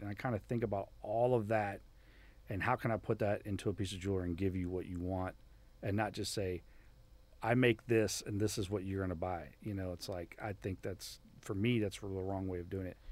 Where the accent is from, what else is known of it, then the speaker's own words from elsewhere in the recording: Miami, Florida, United States; moved away as an adult; growing up in Miami was awesome